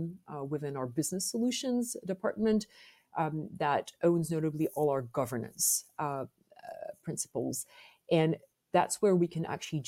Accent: France; accent: French; English is a second language; you must have picked up from my accent that I am French

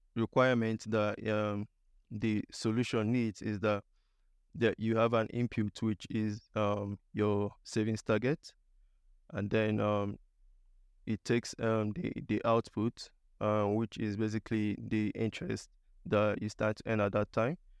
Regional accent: eastern Nigeria, Nigeria; moved away as an adult; also born or lived in India / South Shields / Liverpool, United Kingdom; now in United Kingdom; I'm originally from Nigeria. I was born in Nigeria in, um, the eastern part of Nigeria. I completed my higher education in Nigeria as well.

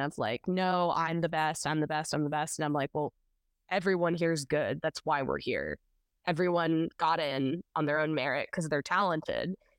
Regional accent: Nashville, Tennessee, United States; I was born in Nashville, unlike a lot of folks. A lot of people have moved here, but I was born here

